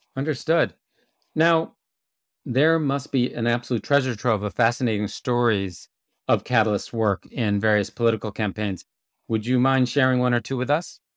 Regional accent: United States; as an American

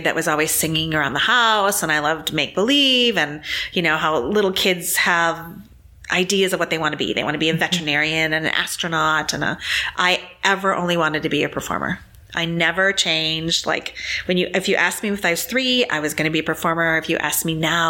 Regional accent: Green Bay, Wisconsin, United States; I was born in Green Bay, Wisconsin

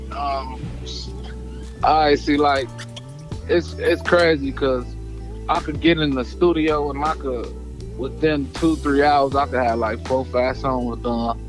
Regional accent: Harvey, Illinois, United States; I'm from the Midwest. I'm from Harvey, Illinois, not the country.

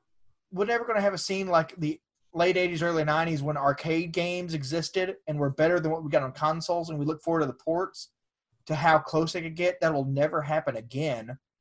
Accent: United States; also born or lived in Missouri; I'm an American, yeah. I'm a redneck.

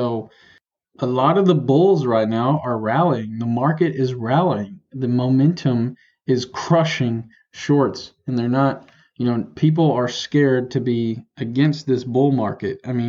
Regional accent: Tennessee, United States; I'm from Tennessee, so this is my first real, like, tropical storm kind of hurricane experience.

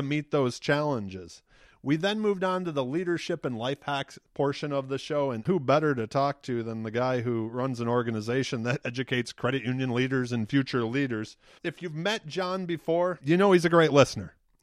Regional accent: Detroit, Michigan, United States; I'm originally from Detroit

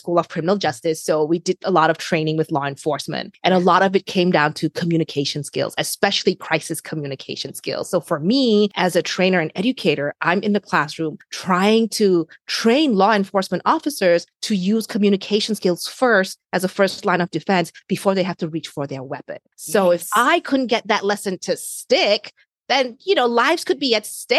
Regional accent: New Zealand; now in New York, United States; I am an immigrant. I came to New York from New Zealand, so a long, long distance away

